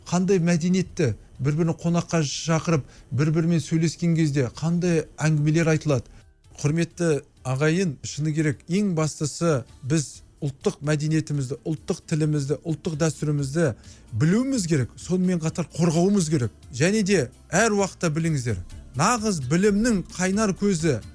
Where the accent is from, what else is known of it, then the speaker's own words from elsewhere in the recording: Kazakhstan; бала кезімде ауылда өстік қой қарапайым болып жүрдік ауылда